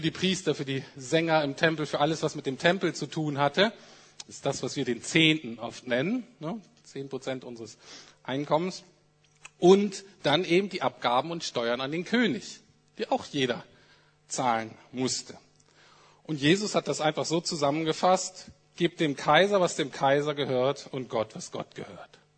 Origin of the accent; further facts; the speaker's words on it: Germany; Aber ich bin so aufgewachsen, dass ich als Deutscher in ganz existenziellen Krisen und Nöten, in denen wir als Menschen kommen können